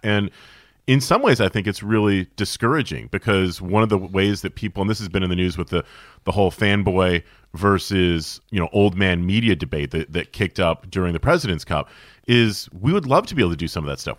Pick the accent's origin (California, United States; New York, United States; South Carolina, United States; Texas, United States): New York, United States; Syracuse; Growing up in Syracuse, New York in the eighties and the early nineties